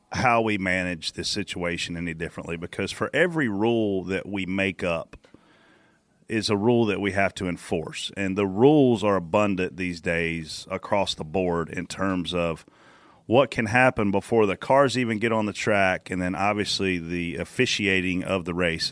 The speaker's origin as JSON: {"language": "English", "town": "Pageland", "region": "South Carolina", "country": "United States", "said": "I'm from Pageland"}